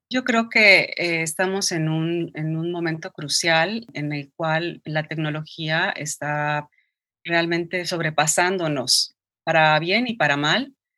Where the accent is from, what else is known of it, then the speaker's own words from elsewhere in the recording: Mexico City, Mexico; moved away as an adult; also born or lived in Nicaragua; now in New York, United States; En la Ciudad de México